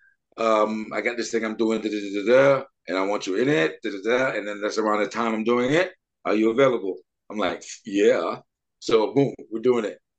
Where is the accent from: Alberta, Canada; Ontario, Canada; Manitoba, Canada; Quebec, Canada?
Quebec, Canada; Montreal; now in Vancouver, Canada; We're from Montreal, but we met out here in Vancouver about 20 years ago.